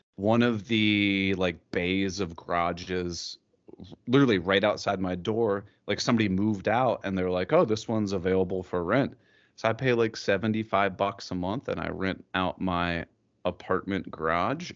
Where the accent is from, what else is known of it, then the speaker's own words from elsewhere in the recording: Columbus, Ohio, United States; I'm from Columbus, Ohio, which is like right in the middle of Ohio